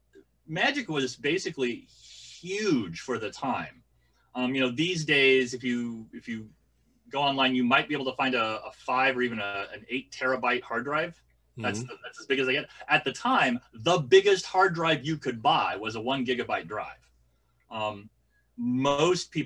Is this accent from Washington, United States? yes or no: yes; Walla Walla, Washington, United States; born or raised there; moved away